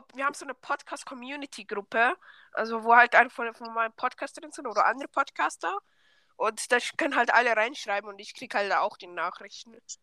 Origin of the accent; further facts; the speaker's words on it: Switzerland; accent: Swiss German; Ja, ich komme aus der Schweiz